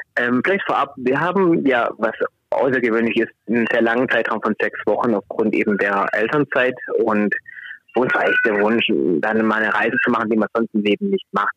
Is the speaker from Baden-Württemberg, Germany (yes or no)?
yes; Swabia, Baden-Württemberg, Germany; accent: Swabian; man kann es an meinem Dialekt hören. Ich habe eine schwäbische Herkunft